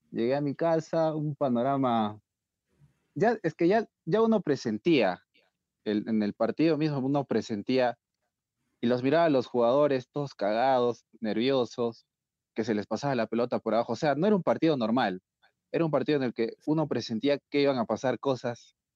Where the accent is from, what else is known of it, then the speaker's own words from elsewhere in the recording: Peru; y si no somos peruanos, puta, y si no sufrimos, no somos peruanos, mejor dicho, ¿no?